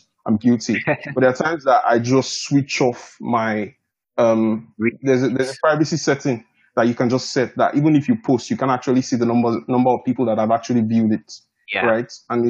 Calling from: Canberra, Australian Capital Territory, Australia; I'm tuning in from Canberra, Australia, actually.

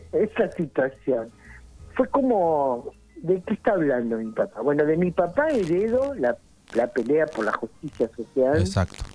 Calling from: General Pico, La Pampa, Argentina; Estoy en General Pico, voy y vengo de Pico a ah. Santa Rosa.

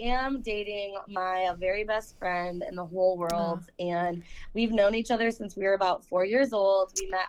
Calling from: Saginaw, Michigan, United States; I'm from Saginaw, Michigan.

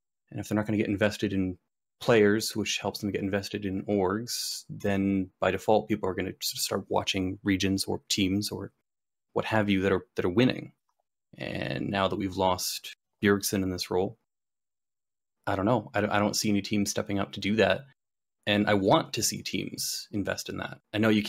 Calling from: Burlington, Ontario, Canada; Hello, I am calling from Burlington, Ontario.

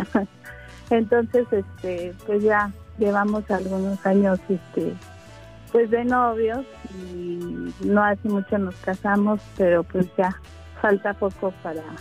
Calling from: Atizapán de Zaragoza, State of Mexico, Mexico; hablando de Atizapán de Zaragoza.

